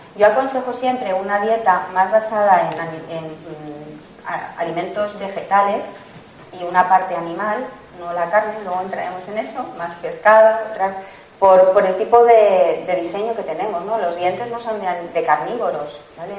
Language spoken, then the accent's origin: Spanish; La Rioja / Madrid, Spain; soy riojana, madrileña, mix, mix, riojana madrileña, y hay platos de mi tierra